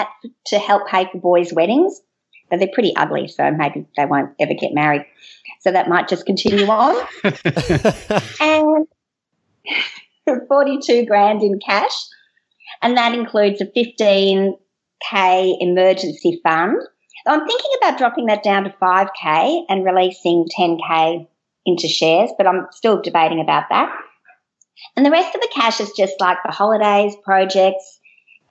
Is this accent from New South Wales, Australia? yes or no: no; Melbourne, Victoria, Australia; I'm from Australia, down at the bottom part in Melbourne